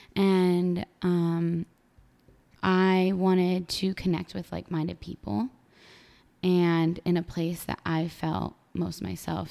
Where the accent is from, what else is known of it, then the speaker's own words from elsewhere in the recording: State College, Pennsylvania, United States; moved away as an adult; now in New York City, United States; State College. I literally grew up